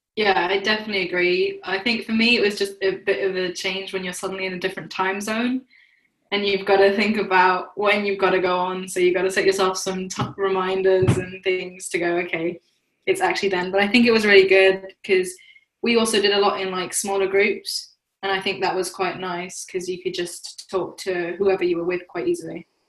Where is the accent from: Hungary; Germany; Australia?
Germany; moved away as an adult; now in London, United Kingdom; I'm an international student from Germany.